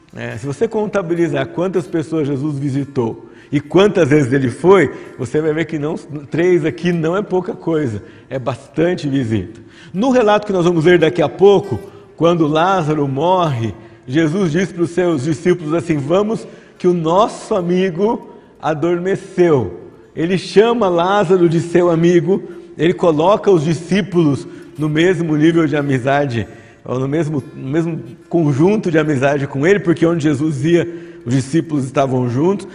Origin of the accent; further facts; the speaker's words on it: São José dos Campos, São Paulo, Brazil; also born or lived in Barbacena; Quando eu era criança, lá em Barbacena, não, aqui em São José dos Campos, havia muitos movimentos evangelísticos